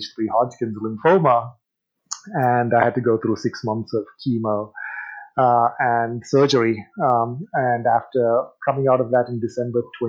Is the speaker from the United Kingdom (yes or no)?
yes; England, United Kingdom; moved away; also born or lived in India; I grew up in England